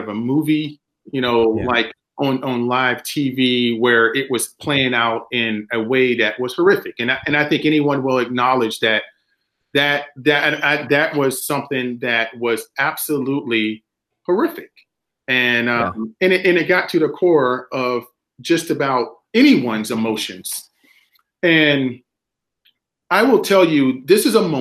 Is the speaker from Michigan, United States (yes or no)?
no; South Carolina, United States; moved away as an adult; I'm a kid from South Carolina